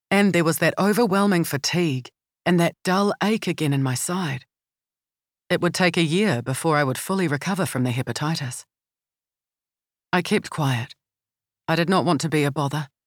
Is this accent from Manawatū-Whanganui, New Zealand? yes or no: yes; Palmerston North, Manawatū-Whanganui, New Zealand; Growing up in Palmerston North, near Massey University, and the DSIR, many of our neighbours and parents' friends were professionals and visiting academics from different parts of the world